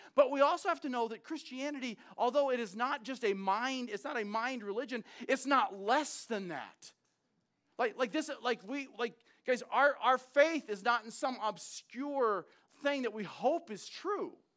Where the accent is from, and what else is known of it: United States